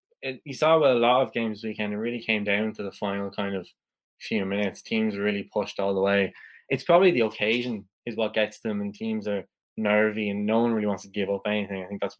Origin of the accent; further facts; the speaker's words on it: Wexford, Leinster, Ireland; I'm from Wexford